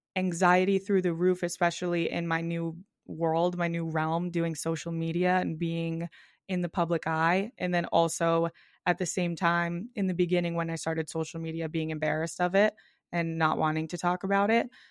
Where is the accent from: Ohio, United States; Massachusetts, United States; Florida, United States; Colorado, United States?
Massachusetts, United States; Boston; I grew up in South Boston, which is like kind of a city, a little bit of a neighborhood area in Boston